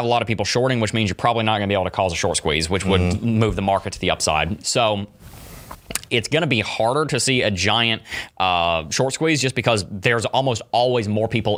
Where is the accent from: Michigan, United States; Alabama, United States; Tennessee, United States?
Tennessee, United States; Gatlinburg; also born or lived in Knoxville, Tennessee; I was born in Gatlinburg